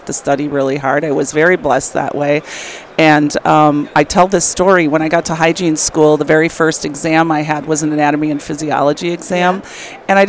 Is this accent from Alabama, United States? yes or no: no; Milwaukee, Wisconsin, United States; I grew up in a suburb outside of Milwaukee, Wisconsin